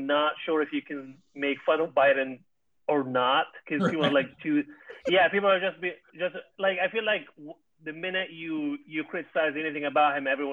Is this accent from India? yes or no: no; Benghazi, Cyrenaica, Libya; moved away; I am from Libya, specifically from the city of Benghazi